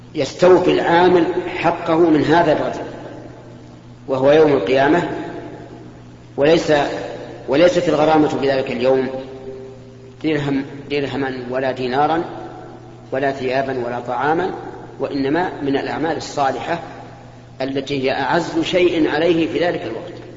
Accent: Kuwait; عندنا بالكويت

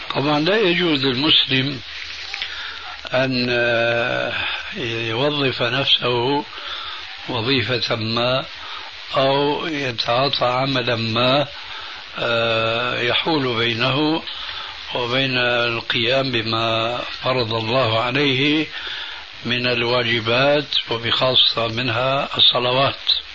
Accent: Syria; now in Jordan; عندنا بسوريا

